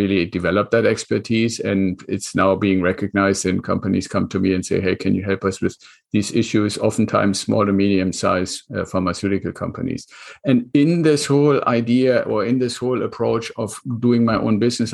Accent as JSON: {"language": "English", "country": "Germany", "second_language": "English", "moved": "as an adult", "lives_now": "United States", "said": "my accent, and I'm originally from Germany. So I came to the United States with the Air Force."}